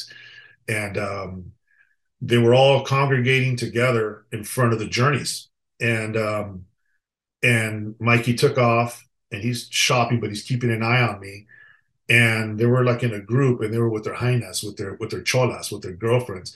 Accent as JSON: {"language": "English", "town": "Los Angeles", "region": "California", "country": "United States", "tie": "born or raised there", "said": "We grew up together in East Los Angeles"}